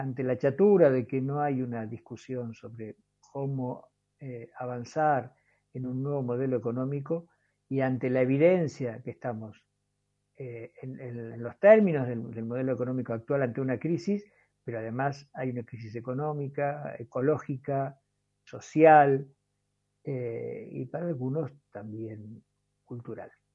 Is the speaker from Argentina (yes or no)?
yes; La Matanza, Buenos Aires Province, Argentina; now in Jujuy, Argentina; Yo también soy originario de Urbano, ya hace como 40 años que estoy por aquí